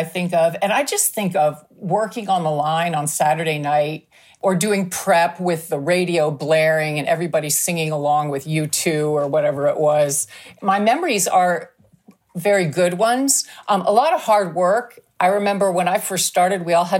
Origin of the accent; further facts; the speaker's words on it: Canada; moved away as an adult; also born or lived in Toronto / Texas; now in United States; being Canadian, I had taken French in school